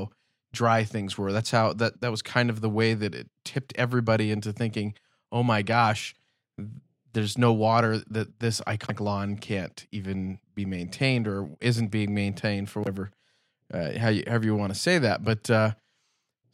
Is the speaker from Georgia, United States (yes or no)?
no; Los Angeles, California, United States; having grown up in Los Angeles